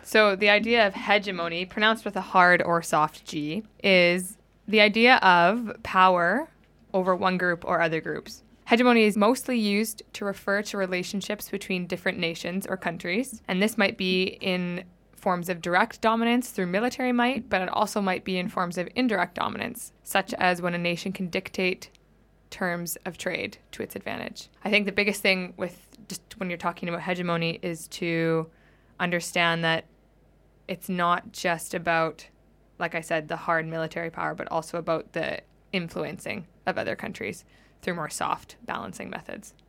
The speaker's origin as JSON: {"language": "English", "country": "Canada", "moved": "yes", "said": "I'm from Canada"}